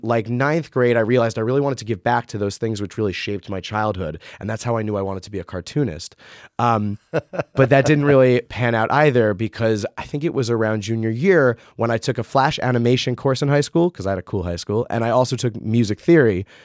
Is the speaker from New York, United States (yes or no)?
yes; Rockland County, New York, United States; I grew up in Rockland County, New York